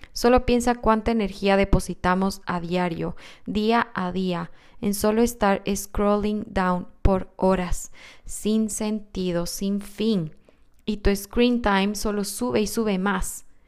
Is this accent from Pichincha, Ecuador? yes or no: yes; Quito, Pichincha, Ecuador; Soy quiteña y mi país, Ecuador